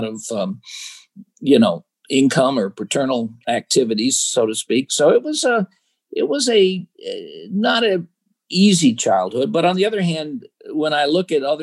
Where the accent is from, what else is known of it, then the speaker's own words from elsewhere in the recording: Chicago, Illinois, United States; I was born and raised in Chicago, the South Side of Chicago.